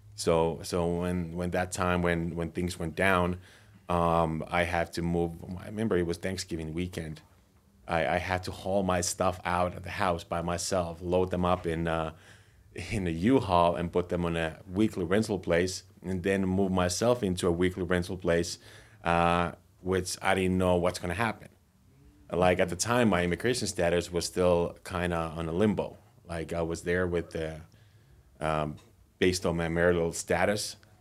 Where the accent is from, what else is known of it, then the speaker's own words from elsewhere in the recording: Finland; moved away as an adult; now in United States; I'm originally from Finland. I moved to U S twelve years ago